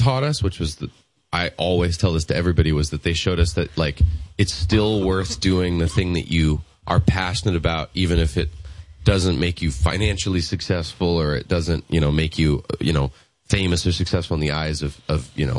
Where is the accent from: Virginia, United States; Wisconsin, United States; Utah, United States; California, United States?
California, United States; Los Angeles; we grew up in Los Angeles